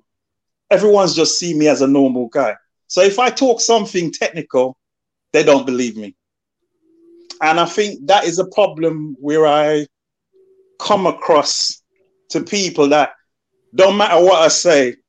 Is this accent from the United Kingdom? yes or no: yes; London, United Kingdom; moved away as an adult; also born or lived in Birmingham; I came from London